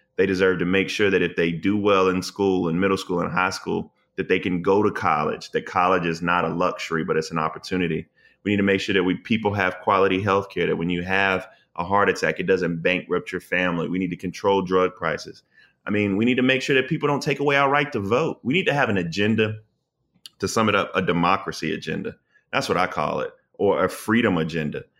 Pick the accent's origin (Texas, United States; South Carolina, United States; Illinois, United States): South Carolina, United States; I'm from the South. I'm from South Carolina